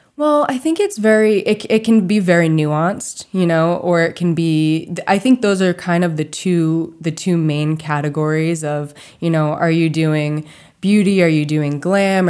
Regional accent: Charlton, Massachusetts, United States; I grew up in rural Massachusetts, um, right outside of, well, I guess it's kind of considered Western Massachusetts, some people say, but it's a little town called Charlton

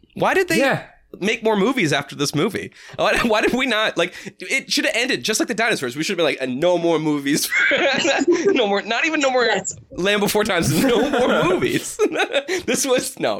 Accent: New Hampshire, United States; We're from New Hampshire

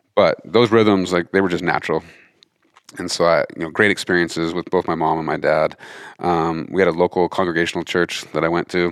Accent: Montana, United States; grew up in Montana, fifth generation Montanan

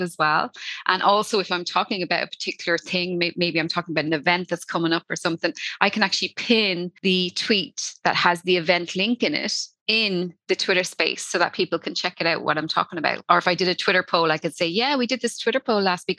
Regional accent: Dublin, Leinster, Ireland; now in Wexford, Ireland; I'm from Dublin originally, but I moved down the countryside and I live by the sea.

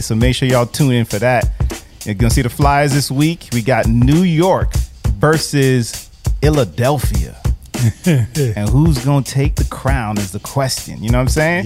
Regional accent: Jamaica; I'm actually from Jamaica. I grew up on reggae music and all

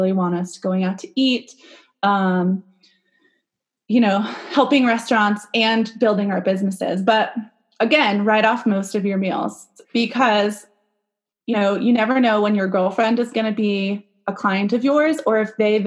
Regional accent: California, United States; now in Arizona, United States; So I live in Arizona, but I'm from California.

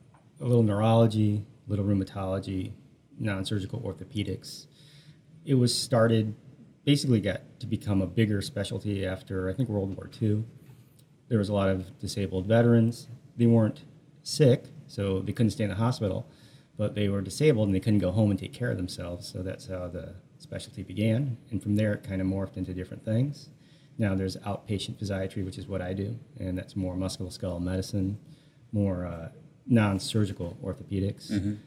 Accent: Des Moines, Iowa, United States; I grew up here, Des Moines.

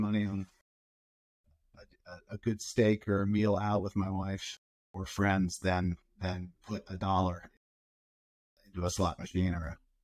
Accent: outside of Philadelphia, New Jersey, United States; moved away as an adult; now in West Coast, United States; I grew up in New Jersey, outside of Philadelphia area

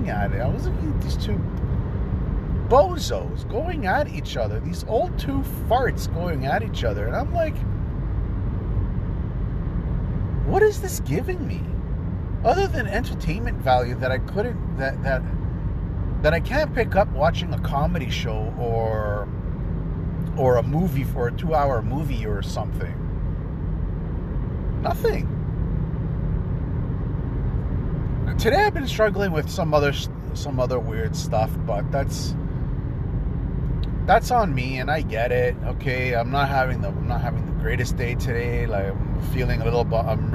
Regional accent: Canada; also born or lived in Greece; I'm Canadian

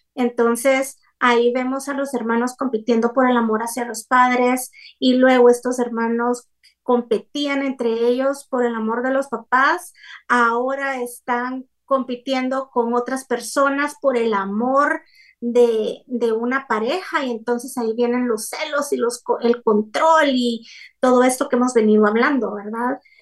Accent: Guatemala; soy de Guatemala y vivo en Guatemala

